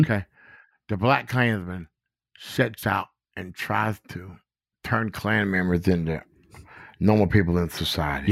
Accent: Goldsboro, North Carolina, United States; now in Gettysburg, United States; from Goldsboro, North Carolina, a sharecropper, son

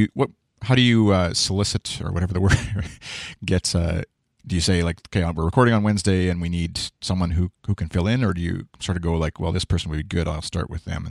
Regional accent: Canada; being Canadian and CBC listener

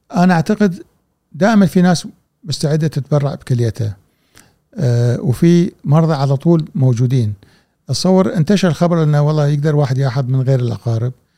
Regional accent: Kuwait

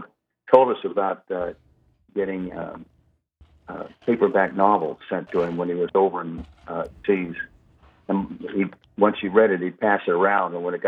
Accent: Biloxi, Mississippi, United States; born there; Well, I was born in Biloxi, Mississippi, but that's all over is actually where I'm from, because I was born into a military family.

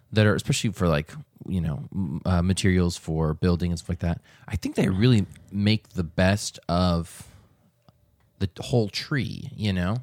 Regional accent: New England, United States; now in Texas, United States; I grew up in New England

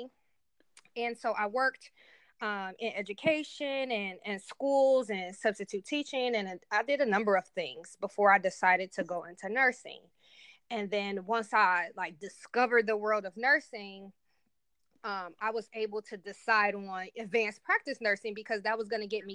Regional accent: Cleveland, Ohio, United States; moved away as an adult; now in Columbus, United States; I'm currently located in Columbus, Ohio, but born and raised in Cleveland, Ohio

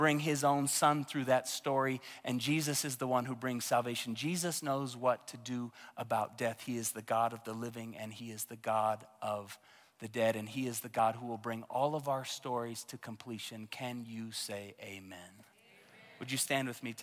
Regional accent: Tulsa, Oklahoma, United States; moved away; my hometown of Tulsa, Oklahoma

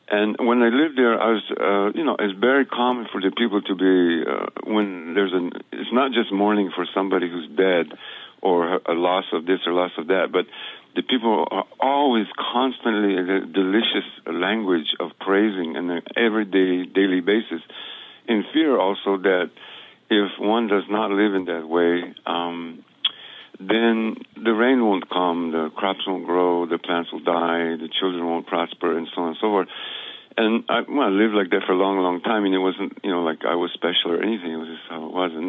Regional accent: New Mexico, United States; moved away; also born or lived in Guatemala; I grew up in New Mexico

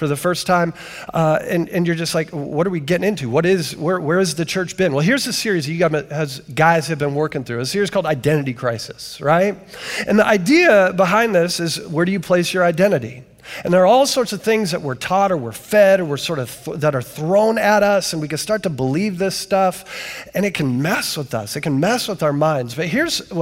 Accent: Canton, Ohio, United States; I come from Canton, Ohio, the 9th most miserable city

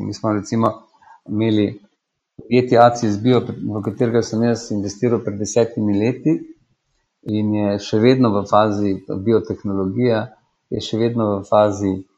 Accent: Slovenia

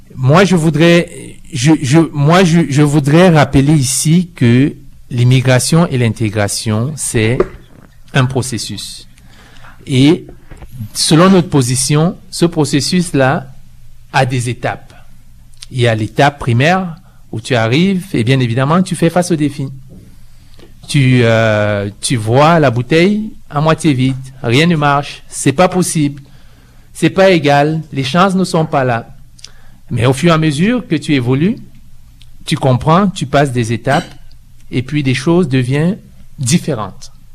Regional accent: Cameroon; now in Canada; je viens du Cameroun et je suis au Canada euh, depuis 18 ans

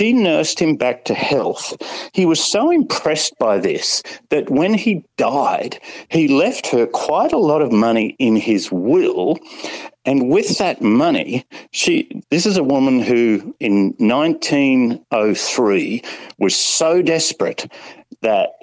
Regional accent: Kingaroy, Queensland, Australia; I grew up in Kingaroy

